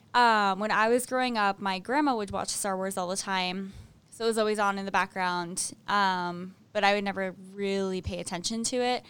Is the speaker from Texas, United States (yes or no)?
no; Maine, United States; when my brother and I were little and we were growing up in Maine